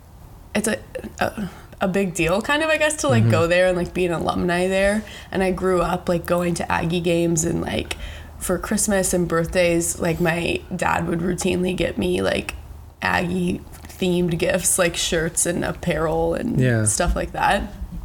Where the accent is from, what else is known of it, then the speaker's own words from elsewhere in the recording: Texas, United States; moved away as an adult; now in San Diego, United States; I know I am 23. Okay. I know that. And I was born here in San Diego, but I grew up in Texas, and now I'm back living here.